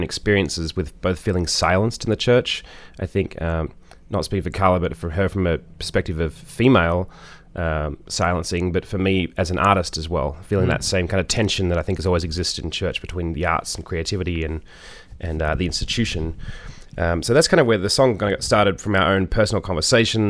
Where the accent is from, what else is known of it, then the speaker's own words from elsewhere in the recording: Australia; moved away as an adult; also born or lived in Brooklyn, United States; now in United States; I'm an Australian singer-songwriter. I've lived in the States for 7 years, mostly in Brooklyn